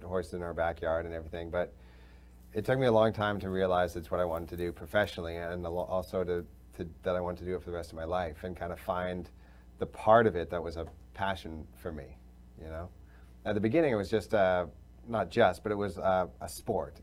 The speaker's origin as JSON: {"language": "English", "town": "Vancouver", "region": "British Columbia", "country": "Canada", "tie": "born or raised there", "said": "I grew up in Vancouver in British Columbia."}